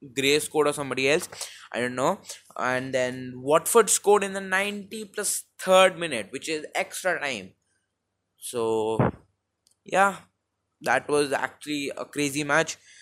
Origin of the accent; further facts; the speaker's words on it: India; accent: Indian; I am Indian